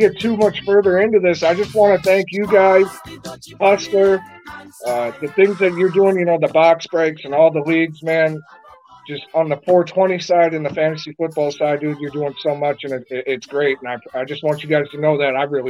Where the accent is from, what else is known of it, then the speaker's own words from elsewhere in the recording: Minnesota, United States; In the wintertime, dude, we get down to like 30 below sometimes. I mean, when I was a kid, we didn't close b